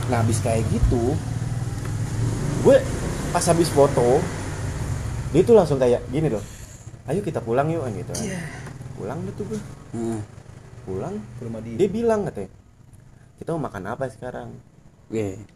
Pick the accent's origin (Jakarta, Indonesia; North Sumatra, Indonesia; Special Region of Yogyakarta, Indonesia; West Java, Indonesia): Jakarta, Indonesia; dia nyadar kan gue bilang gue dari Jakarta